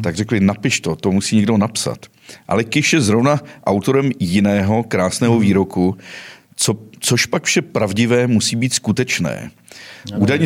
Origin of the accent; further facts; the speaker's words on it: Cheb region, Karlovy Vary Region, Czechia; já jsem samozřejmě z Chebska, většina mých hostů je tady z Chebska